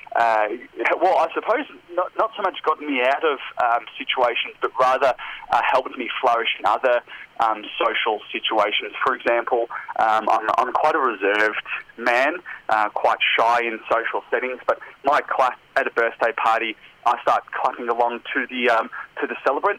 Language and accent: English; Melbourne, Victoria, Australia; now in South Australia, Australia; I'm originally from Melbourne, currently living in South Australia.